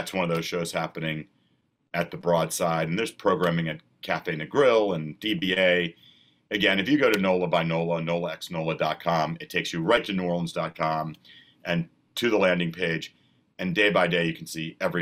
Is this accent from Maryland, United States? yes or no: yes; Bethesda, Maryland, United States; moved away as an adult; also born or lived in Annapolis, Maryland; now in New Orleans, United States; I grew up outside of Washington, D.C. in Bethesda, Maryland